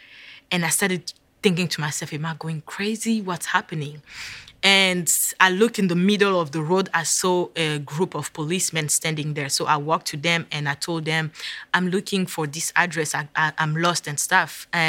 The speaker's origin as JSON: {"language": "English", "region": "Virginia", "country": "United States", "said": "I was like, yes, I'm in New York. I'm from Virginia. I'm lost."}